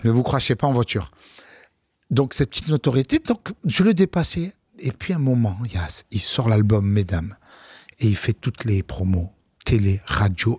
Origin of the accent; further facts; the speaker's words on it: Marseille, Provence-Alpes-Côte d'Azur, France; also born or lived in London; Chez moi à Marseille